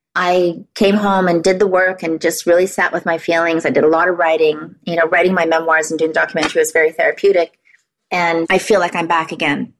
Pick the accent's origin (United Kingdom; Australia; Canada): Canada; Vancouver Island, British Columbia; moved away as an adult; also born or lived in Los Angeles; I had a good foundation, good roots here on Vancouver Island